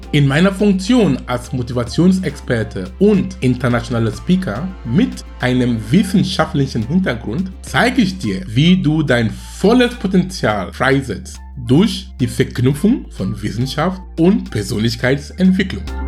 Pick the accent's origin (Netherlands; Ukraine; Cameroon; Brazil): Cameroon; German is a second language; moved away as an adult; also born or lived in Darmstadt, Germany / Munich, Germany / Duisburg-Essen, Germany; now in Hamburg, Germany; bin gebürtiger Kameruner